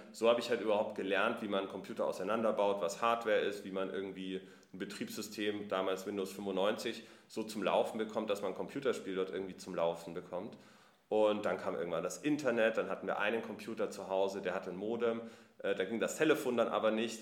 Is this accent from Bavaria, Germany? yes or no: yes; Munich, Bavaria, Germany; now in Berlin, Germany; ich komme ursprünglich aus München.